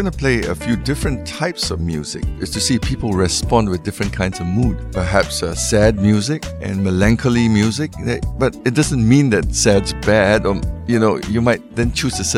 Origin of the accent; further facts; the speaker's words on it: Singapore; We are very fortunate in Singapore that it's the melting pot. We like to say that we're the melting pot.